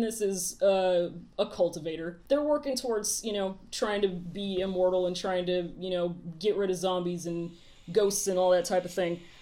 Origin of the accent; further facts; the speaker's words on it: United States; we're very American